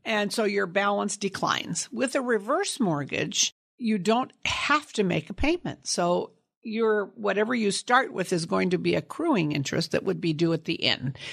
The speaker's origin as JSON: {"language": "English", "town": "Sunnyvale", "region": "California", "country": "United States", "tie": "born or raised there", "also_born_or_lived": "San Jose, California", "said": "I grew up in Sunnyvale, California, on a apricot cherry and prune orchard"}